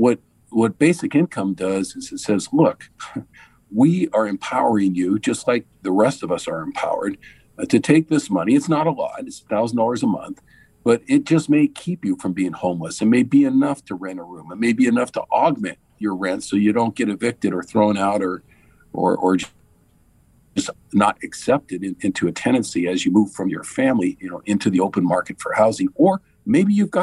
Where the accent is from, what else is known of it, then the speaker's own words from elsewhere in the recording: San Jose, California, United States; I grew up in East San Jose